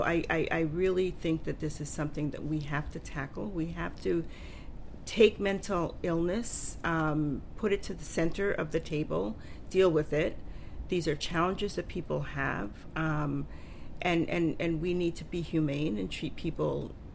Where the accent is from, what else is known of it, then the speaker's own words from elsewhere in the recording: Panama; born there; I was born in Panama, and I've traveled to Panama